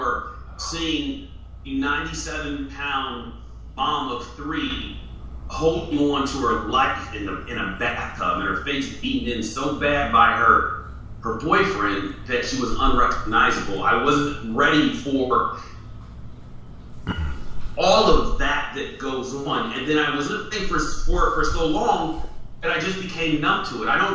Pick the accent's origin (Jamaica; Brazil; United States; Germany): United States; San Bernardino, California; I grew up in San Bernardino, California, Inland Empire